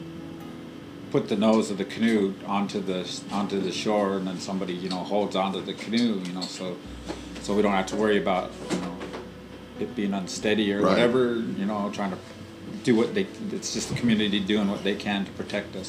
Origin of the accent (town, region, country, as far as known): Swinomish community, Washington, United States; born or raised there